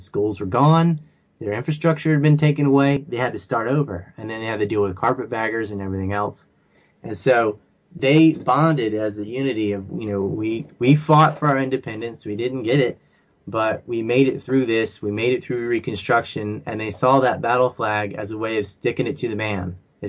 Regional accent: the South, United States; also born or lived in Virginia; I grew up in the South and I saw the Confederate flag my whole life.

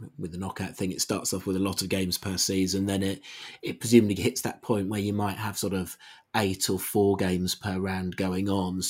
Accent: United Kingdom; now in Australia; my accent gives me away, as a person from the UK

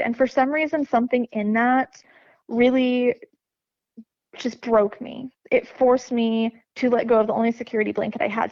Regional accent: Lebanon, Missouri, United States; I grew up in Lebanon, Missouri, little tiny hick hole uh, town that civilization forgot about

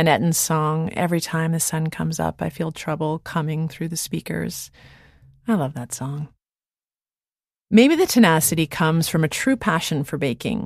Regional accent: Canada; As a Canadian

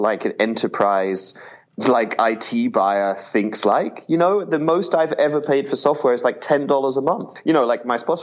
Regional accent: England, United Kingdom; I grew up in England

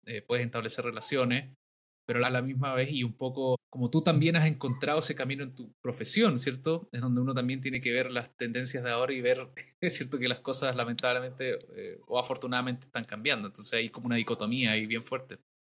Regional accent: Valdivia, Los Ríos, Chile; soy originario de Valdivia

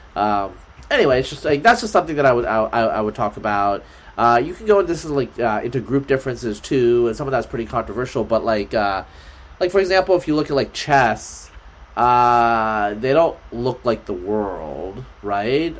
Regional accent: Oregon, United States; I'm from Pacific Northwest. I'm from Oregon

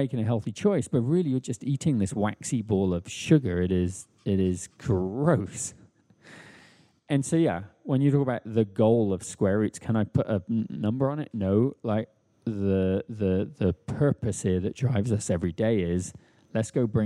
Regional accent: England, United Kingdom; moved away as an adult; also born or lived in United States; now in Brooklyn, United States; I grew up metric in England

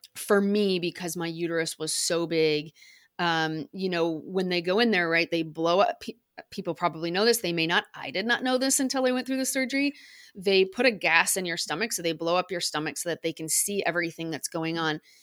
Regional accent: United States; accent: American; you can probably tell by my accent, I'm American

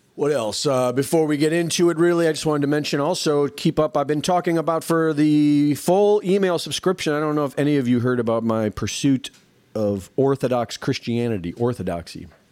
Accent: United States; growing up in America

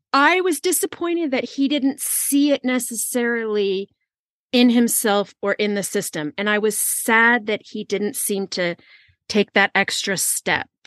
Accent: California, United States; I'm from California

